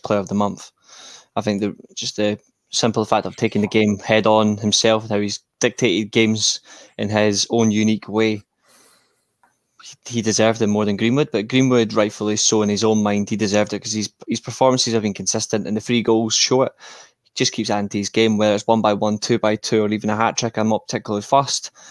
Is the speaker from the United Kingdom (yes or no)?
yes; Scotland, United Kingdom; Obviously, I'm Scottish. I'm Scottish by birth. Even though I do have Italian blood, man, I do have German as well